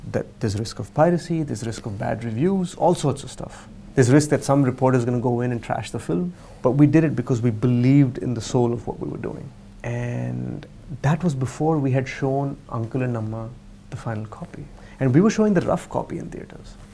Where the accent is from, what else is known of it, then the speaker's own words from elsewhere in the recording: Berkeley, California, United States; moved away as an adult; I grew up in Berkeley